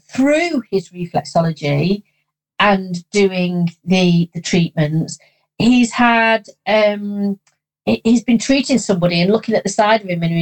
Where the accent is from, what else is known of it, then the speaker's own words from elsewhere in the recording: Cornwall, South West England, United Kingdom; I'm a Cornish lad.